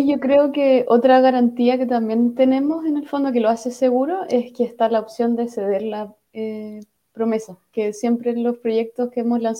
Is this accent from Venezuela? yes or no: yes; Venezuela; soy venezolana, tengo tres años con la misma empresa, pero estoy en espera de visa.